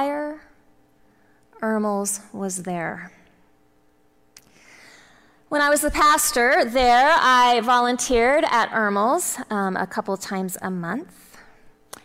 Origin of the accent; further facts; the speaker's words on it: Texas, United States; I'm from Texas